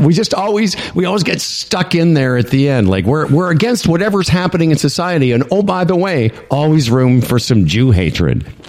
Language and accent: English; Canada; being Canadian